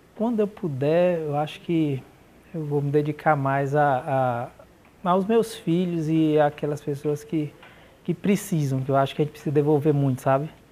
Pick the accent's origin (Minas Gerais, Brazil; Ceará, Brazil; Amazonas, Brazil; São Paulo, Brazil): Amazonas, Brazil; Manaus; moved away; Morava em Manaus, eu nasci em Manaus